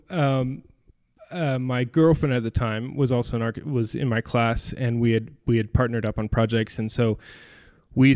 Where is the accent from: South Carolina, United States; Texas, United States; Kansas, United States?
Kansas, United States; I grew up in Kansas